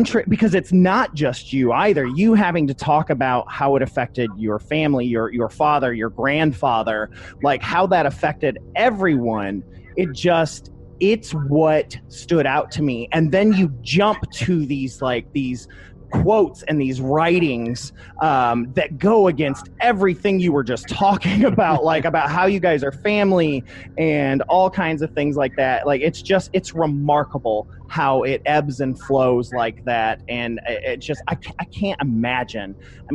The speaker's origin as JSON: {"language": "English", "town": "Toledo", "region": "Ohio", "country": "United States", "said": "I'm from Toledo, Ohio"}